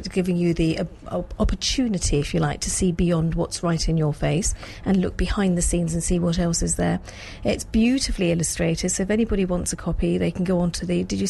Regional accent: Surbiton, London, United Kingdom; I grew up in Surbiton, so it was just down the road from me, Wimbledon.

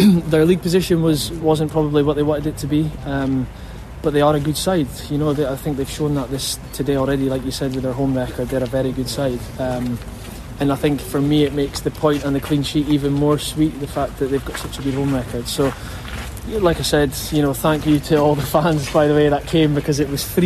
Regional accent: Scotland, United Kingdom; now in England; I think being a Scotsman

